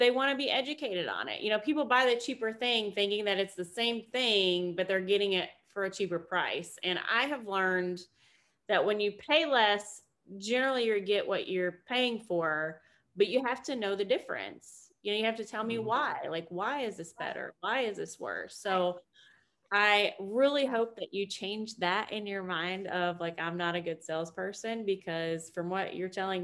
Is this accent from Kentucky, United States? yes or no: yes; Kentucky, United States; I'm from Kentucky, so you know basketball is like life there